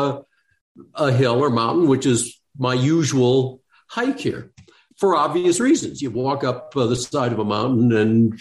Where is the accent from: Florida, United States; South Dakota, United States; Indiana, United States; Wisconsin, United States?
South Dakota, United States; I was born and raised in South Dakota